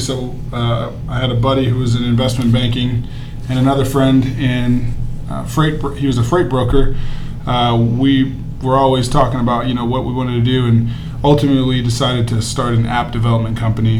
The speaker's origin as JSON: {"language": "English", "town": "Houston", "region": "Texas", "country": "United States", "tie": "born or raised there", "lives_now": "Austin, United States", "said": "I was born and raised in Houston, Texas"}